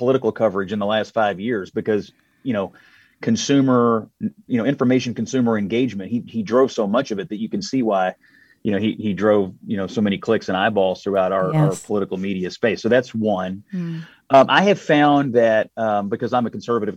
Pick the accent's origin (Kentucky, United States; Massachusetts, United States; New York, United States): Kentucky, United States; Louisville; the Courier Journal, my hometown paper in Louisville